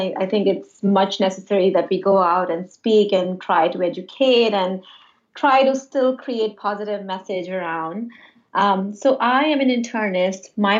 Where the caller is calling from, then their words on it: Westchester, New York, United States; I'm calling from New York. I'm in Westchester. I'm an internist by background.